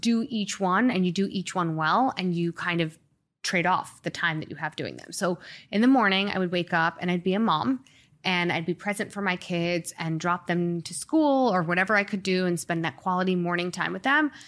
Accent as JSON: {"language": "English", "area": "Long Island", "region": "New York", "country": "United States", "tie": "born or raised there", "also_born_or_lived": "Springfield, Illinois / Manhattan / San Francisco / Boston", "moved": "as an adult", "lives_now": "Miami, United States", "said": "I grew up mostly in Long Island"}